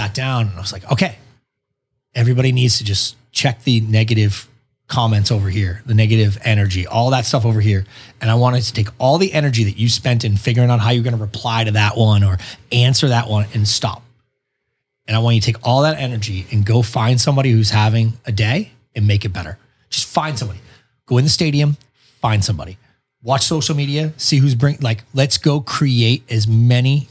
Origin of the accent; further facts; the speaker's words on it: Boston, Massachusetts, United States; moved away; I came from Boston where like, you go to a bar just to debate your buddies all night.